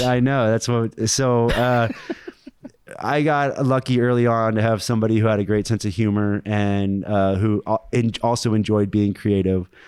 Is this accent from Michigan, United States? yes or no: no; Springfield, Ohio, United States; moved away as an adult; I'm from Springfield, Ohio.